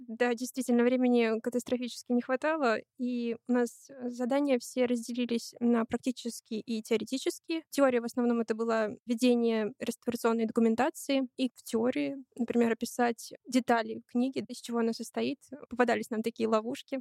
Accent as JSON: {"language": "Russian", "region": "Saint Petersburg", "country": "Russia", "said": "Я из Санкт-Петербурга"}